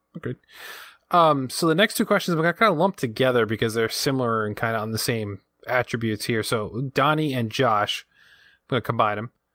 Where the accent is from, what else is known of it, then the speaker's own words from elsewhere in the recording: Rhode Island, United States; accent: Rhode Island; my Rhode Island accent